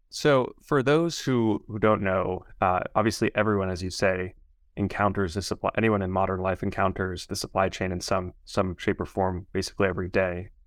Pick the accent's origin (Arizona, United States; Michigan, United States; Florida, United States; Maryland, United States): Maryland, United States; Baltimore; moved away; also born or lived in Sweden / Denver; I grew up in Baltimore